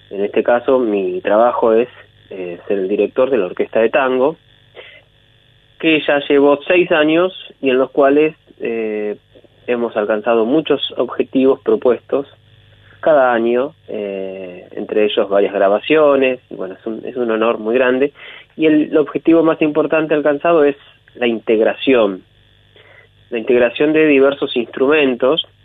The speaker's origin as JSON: {"language": "Spanish", "town": "Pehuajó", "region": "Buenos Aires Province", "country": "Argentina", "said": "yo soy de Peguajó."}